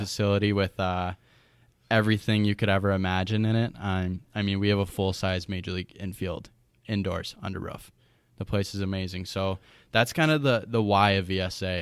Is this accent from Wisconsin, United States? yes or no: yes; Chippewa Falls, Wisconsin, United States; I'm originally from Chippewa Falls, Wisconsin. Uh, I grew up here